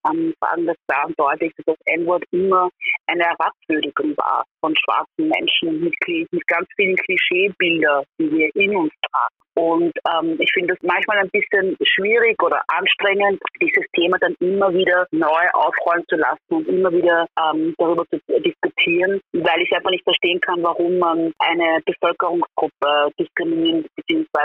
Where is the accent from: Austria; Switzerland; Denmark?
Austria; Vienna; wenn man hört, wie ich Deutsch spreche, dann muss eigentlich einem klar sein, dass ich aus Österreich bin beziehungsweise aus Wien bin.